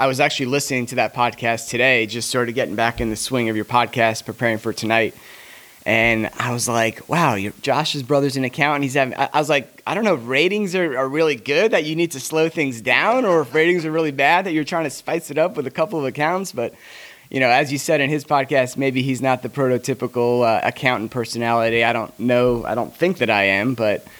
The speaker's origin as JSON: {"language": "English", "town": "Long Island", "region": "New York", "country": "United States", "tie": "born or raised there", "lives_now": "Atlanta, United States", "said": "So I grew up on the South Shore of Long Island. Long Island. I don't know if I people say I've lost my accent in the 20 plus years I've been down here."}